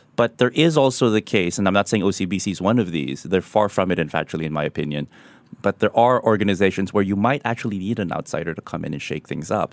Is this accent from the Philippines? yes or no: yes; Philippines; moved away; in my home country, the Philippines